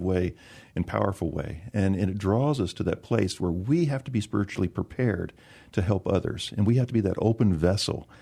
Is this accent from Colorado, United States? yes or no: no; San Antonio, Texas, United States; I grew up in the South part of San Antonio between Bronach and Calaveras Lake off of one eighty-one.